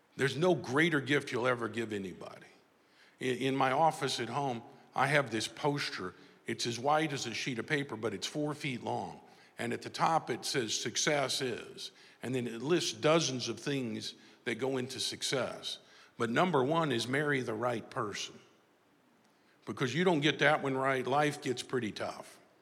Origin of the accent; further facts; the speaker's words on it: Tulsa, Oklahoma, United States; i came back to my hometown here in tulsa oklahoma